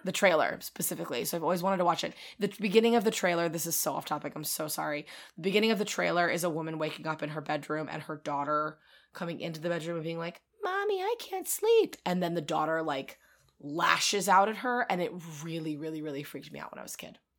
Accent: King of Prussia, Pennsylvania, United States; I grew up near the King of Prussia Mall

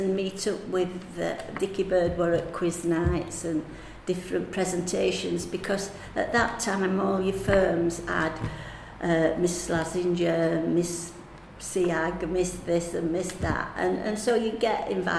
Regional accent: United Kingdom; You know, you don't often get that, and we're two British in the same final, do you?

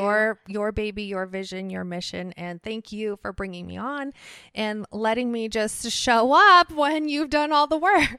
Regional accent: Ohio, United States; born or raised there; also born or lived in Worcester, Massachusetts

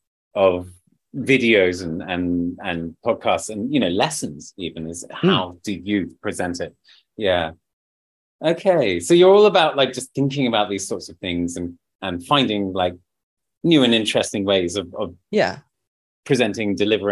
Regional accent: United Kingdom; We're not far behind as British people.

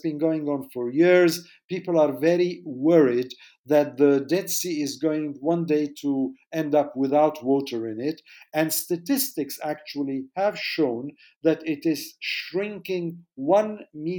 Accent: Jordan; I was born in Jordan.

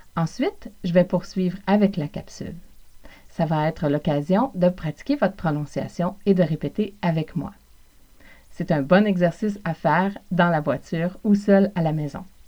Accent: Montreal region, South Shore, Quebec, Canada; accent: Québécois; je suis originaire du Québec Évidemment, c'est aussi l'accent de l'Amérique du Nord, de la région de Montréal, plus spécifiquement pour moi, de la rive sud

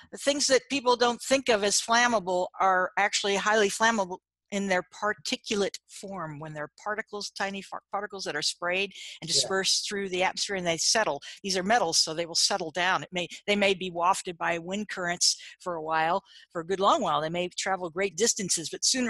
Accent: United States; I'm from America

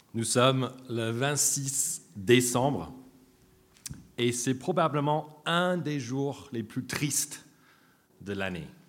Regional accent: United States; French is a second language; now in France

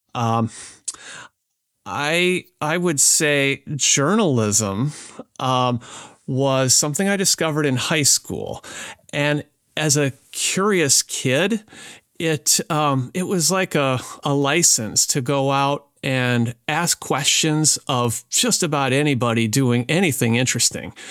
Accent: southwestern Wisconsin, United States; moved away; grew up on a small family farm in southwestern Wisconsin, about eighty acres

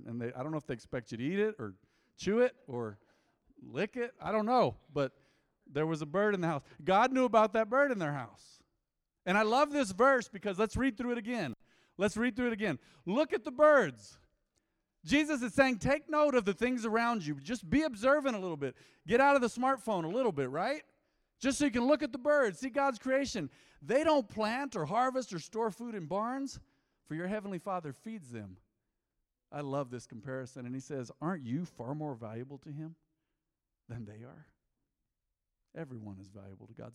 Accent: United States; I was born American, born and bred. I'm American, I'm real American.

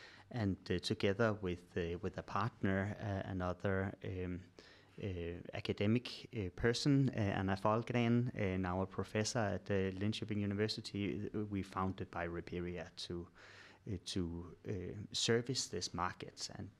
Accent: Denmark; English is a second language; moved away as an adult; now in Sweden; I'm originally from Denmark, but moved to Sweden in 2006 when I started doing my PhD at the Karolinska Institute.

